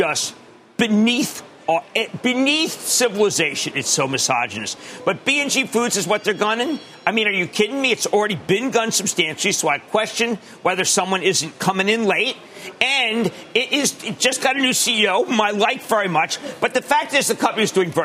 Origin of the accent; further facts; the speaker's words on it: Philadelphia, Pennsylvania, United States; I'm from Philly.